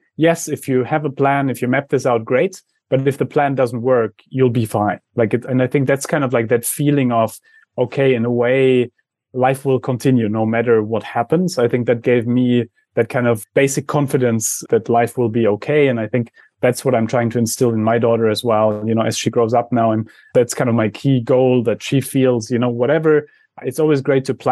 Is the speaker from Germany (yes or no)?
yes; Germany; I come from Germany